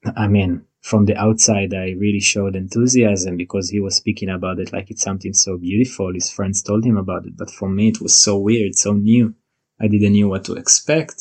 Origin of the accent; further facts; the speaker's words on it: Israel; moved away as an adult; now in New Zealand; I was born and raised in Israel